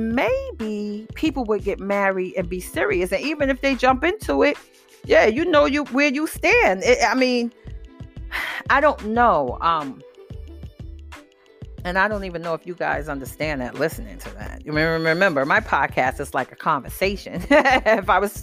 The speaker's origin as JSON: {"language": "English", "town": "New York City", "region": "New York", "country": "United States", "said": "I'm from the Bronx"}